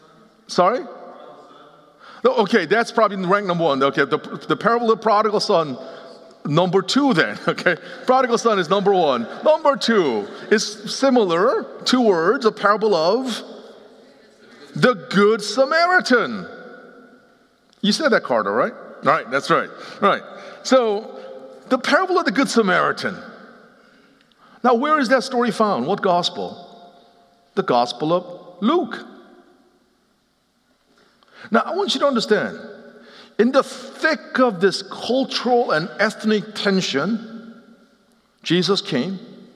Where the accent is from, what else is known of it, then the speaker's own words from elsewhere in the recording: Seoul, South Korea; also born or lived in Philadelphia, United States; now in Nashville, United States; I grew up in partly in Seoul, Korea, and partly in Philadelphia, and until we moved to Nashville, Tennessee in 2006, racial realities, it was part of my identity